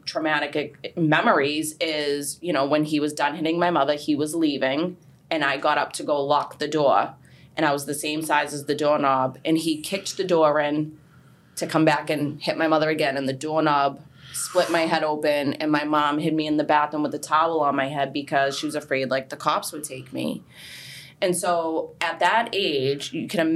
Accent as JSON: {"language": "English", "town": "Boston", "region": "Massachusetts", "country": "United States", "tie": "born or raised there", "said": "I grew up in Charlestown, everybody knows everybody"}